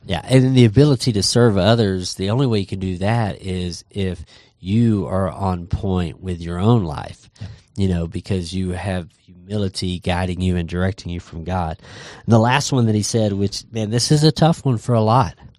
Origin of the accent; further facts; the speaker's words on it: Texas, United States; growing up in Texas